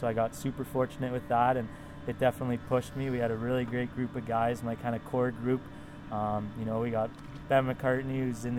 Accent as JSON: {"language": "English", "town": "Comox", "region": "British Columbia", "country": "Canada", "tie": "born or raised there", "said": "Comox is a very versatile place. I'm pretty fortunate to grow up there."}